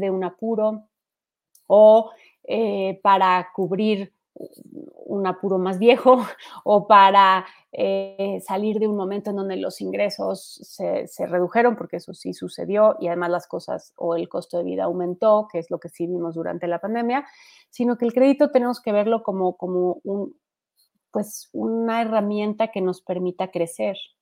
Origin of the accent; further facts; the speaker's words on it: Mexico; somos más mexicanos totaleros